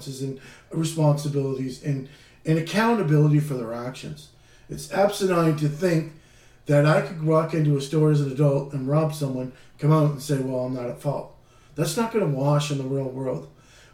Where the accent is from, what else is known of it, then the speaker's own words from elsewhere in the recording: Canada; being a Canadian